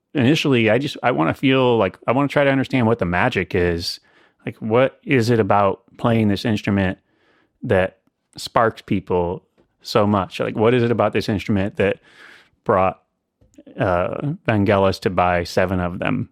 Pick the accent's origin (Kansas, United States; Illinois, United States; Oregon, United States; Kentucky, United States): Illinois, United States; central; moved away as an adult; also born or lived in New York City; now in Asheville, United States; I grew up in central Illinois